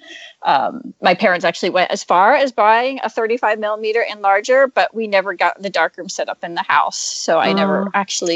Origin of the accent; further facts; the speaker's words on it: eastern Pennsylvania, United States; now in Seattle, United States; I grew up in Pennsylvania, in eastern Pennsylvania, and I'm living in Seattle